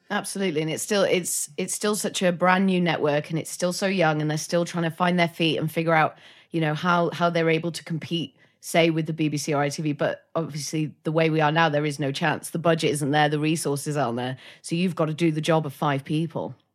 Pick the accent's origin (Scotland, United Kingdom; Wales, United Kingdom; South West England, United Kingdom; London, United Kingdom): Wales, United Kingdom; North; I'm from North Wales